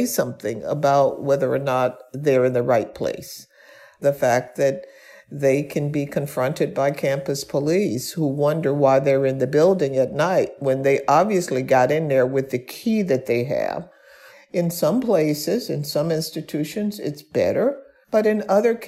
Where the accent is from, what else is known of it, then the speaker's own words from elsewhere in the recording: Birmingham, Alabama, United States; I was born and raised in Birmingham, Alabama